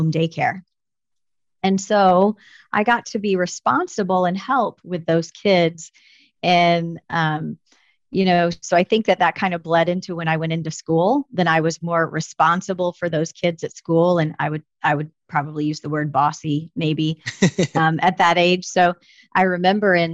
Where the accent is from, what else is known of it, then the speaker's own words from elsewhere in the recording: a small town in Southern Illinois, United States; moved away as an adult; now in Springfield, United States; I am from a small town in Southern Illinois